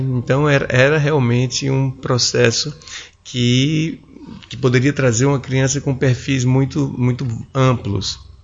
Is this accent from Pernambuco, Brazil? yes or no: no; João Pessoa, Paraíba, Brazil; moved away as an adult; now in Brasília, Brazil; Eu sou paraibano, sou um paraibano de 46 anos, moro em Brasília já há mais de 20 anos